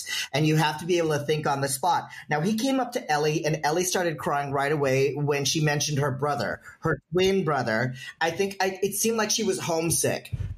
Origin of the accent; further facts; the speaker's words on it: United States; as an American